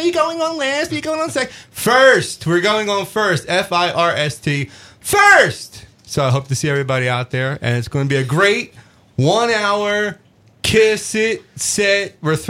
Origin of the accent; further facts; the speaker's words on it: Philadelphia, Pennsylvania, United States; So it's for the Philly crowd, my hometown